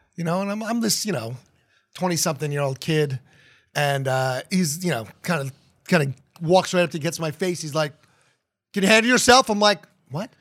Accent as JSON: {"language": "English", "region": "New Jersey", "country": "United States", "tie": "born or raised there", "moved": "yes", "lives_now": "Columbus, United States", "said": "growing up in New Jersey and New York"}